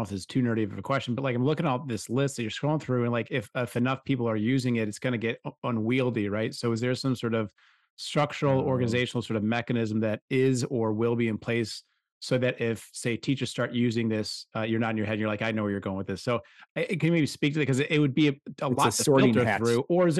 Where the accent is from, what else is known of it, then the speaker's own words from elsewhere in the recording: Washington, United States; born there; Cause I was telling him, I was like, cause I was born out in Washington. I love that state.